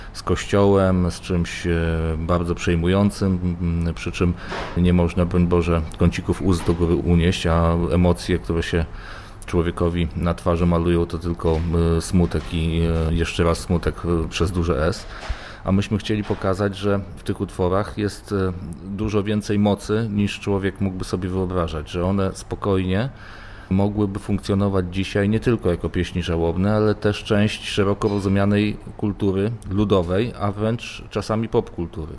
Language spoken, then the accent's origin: Polish; eastern Poland, Poland; moved away; na wschodzie Polski, skąd pochodzę.